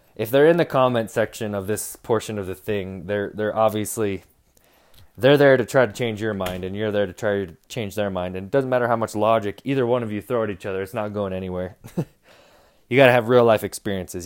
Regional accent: Utah, United States; I'm Mormon. I'm from Utah.

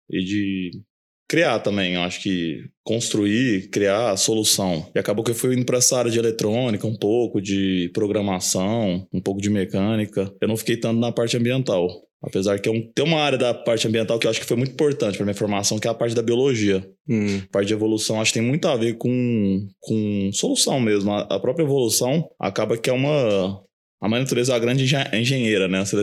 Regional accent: Uberlândia, Minas Gerais, Brazil; also born or lived in São Paulo; Eu nasci aqui em Uberlândia. Eu morei os dois primeiros anos da minha vida em São Paulo, mas logo mudei para cá. Acabou que eu estudei aqui, fiz faculdade aqui também. Morei um ano fora, assim, mas voltei e acabei ficando aqui sempre.

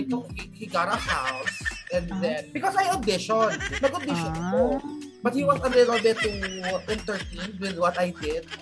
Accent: Philippines; Pero I've never really seen myself dating outside being a Filipino.

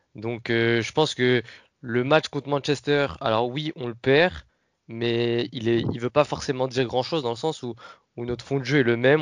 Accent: Paris, Île-de-France, France; On vient de Paris

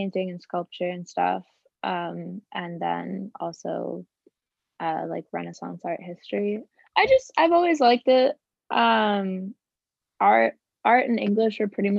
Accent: Toronto, Ontario, Canada; also born or lived in Wales; my family moved to Canada, moved to Toronto when I was like 7 or 8. And been here ever since

